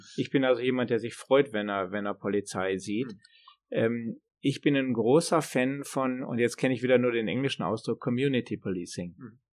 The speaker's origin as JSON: {"language": "German", "country": "Germany", "moved": "yes", "lives_now": "Sweden", "said": "als Deutscher kann man ja hier gut leben"}